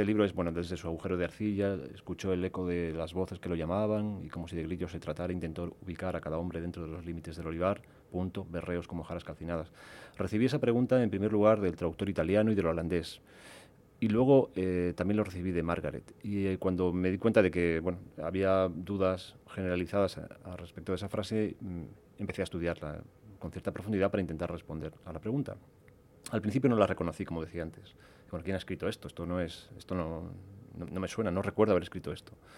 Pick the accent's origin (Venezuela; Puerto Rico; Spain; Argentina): Spain; Olivenza, Extremadura; Yo soy español, soy ibérico, soy casi portugués porque nací en Olivenza